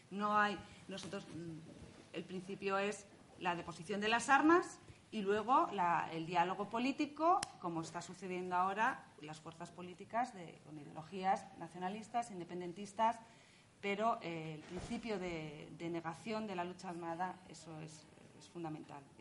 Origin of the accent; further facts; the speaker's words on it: Basque Country, Spain; now in Madrid, Spain; Yo también soy, vasca y conozco, he vivido ese conflicto